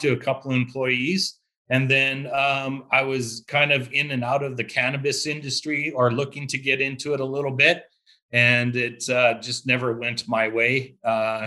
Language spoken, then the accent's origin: English; Saskatchewan, Canada; growing up in Saskatchewan, we're all farmers, really, to be honest with you. If you lived in a small town, we are all part of some sort of farming life